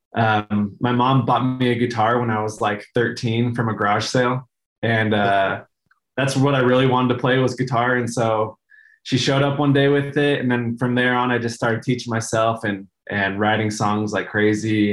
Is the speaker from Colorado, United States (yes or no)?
yes; Denver, Colorado, United States; moved away as an adult; also born or lived in Reno, Nevada / California; now in Utah, United States; I was born in Reno, Nevada, and then moved around California a bit. And then I grew up, we, we moved to Denver the Denver area when I was like eight. And so I spent the rest of my time there until I moved to Utah for college